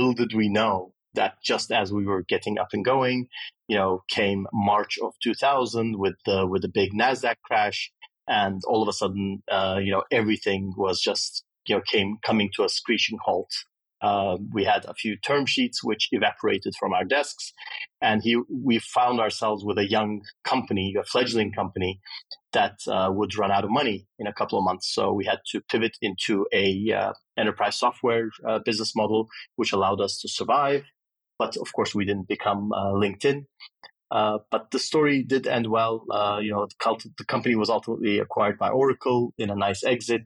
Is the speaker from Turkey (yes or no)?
yes; Istanbul, Turkey; moved away as an adult; also born or lived in Austin, Texas, United States; Istanbul was a great place to grow up when I was young. I'm 51, so I grew up in Turkey in the 70s and 80s, and then left after high school to go to university in the U.S.